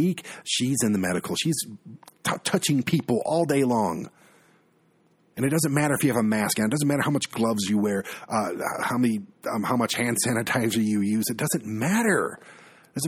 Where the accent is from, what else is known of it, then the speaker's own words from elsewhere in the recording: Michigan, United States; my home state of Michigan